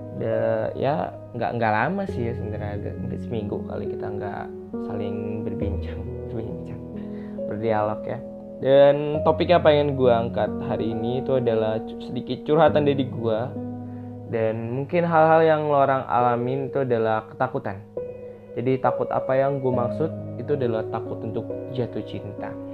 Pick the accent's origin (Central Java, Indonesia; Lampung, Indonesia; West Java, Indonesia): Lampung, Indonesia; Metro; moved away; Metro itu adalah kota gue SMA dulu